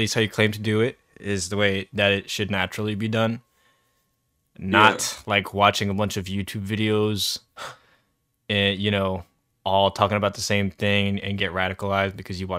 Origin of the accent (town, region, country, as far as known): United States